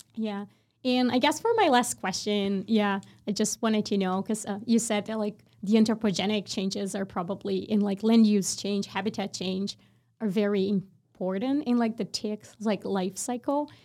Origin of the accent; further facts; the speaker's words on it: Brazil; moved away; I'm from Brazil